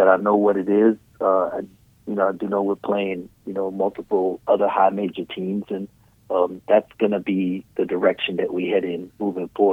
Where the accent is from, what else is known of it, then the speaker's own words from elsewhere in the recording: Trinidad & Tobago; I was born in Trinidad